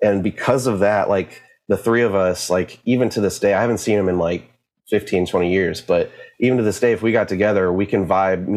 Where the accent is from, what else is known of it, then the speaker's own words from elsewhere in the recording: Plano, Texas, United States; I was born in Plano, Texas, and lived there with my family